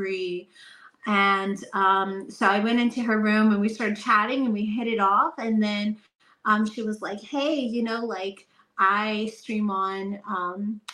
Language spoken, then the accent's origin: English; Texas, United States; I'm from Texas